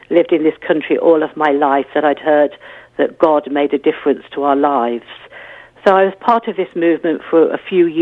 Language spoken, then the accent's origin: English; Leicester, East Midlands, United Kingdom; moved away as an adult; also born or lived in Bath / Africa / Croydon; I grew up in Leicester, and we weren't a church-going family at all